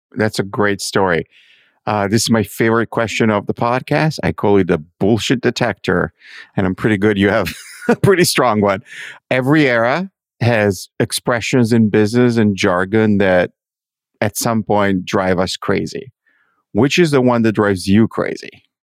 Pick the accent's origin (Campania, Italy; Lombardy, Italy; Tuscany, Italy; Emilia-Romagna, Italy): Lombardy, Italy; Milan; I'm from Milano.